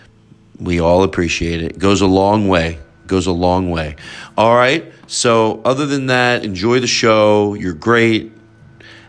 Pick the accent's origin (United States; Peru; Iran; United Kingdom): United States; Philadelphia, Pennsylvania; Philadelphia since that's my hometown